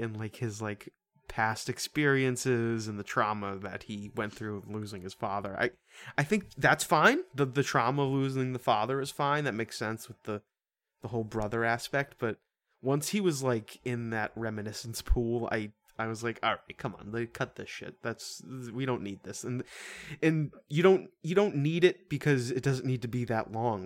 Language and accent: English; United States; we are American around here